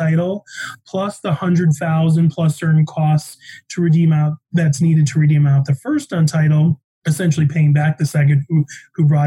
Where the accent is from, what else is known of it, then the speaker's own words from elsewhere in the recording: Chicago, Illinois, United States; also born or lived in Denver; now in Colorado, United States; I'm from Chicago.